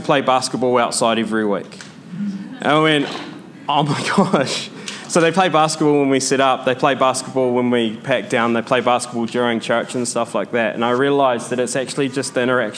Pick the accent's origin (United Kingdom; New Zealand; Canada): New Zealand; I'm from New Zealand